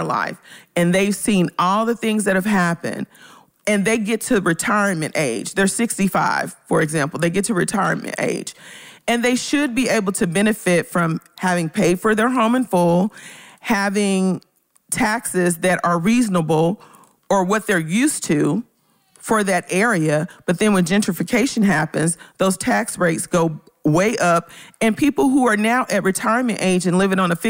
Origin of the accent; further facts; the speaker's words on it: Memphis, Tennessee, United States; moved away; my hometown neighborhood